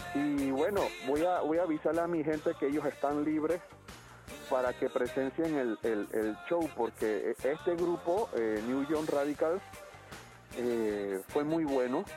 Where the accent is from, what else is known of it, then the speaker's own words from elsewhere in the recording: Panama; yo soy panameño